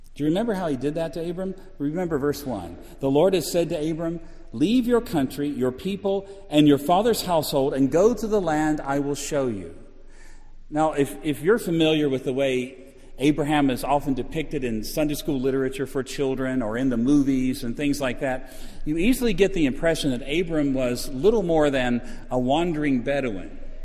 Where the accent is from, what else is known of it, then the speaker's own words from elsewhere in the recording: Orlando, Florida, United States; I'm from Orlando.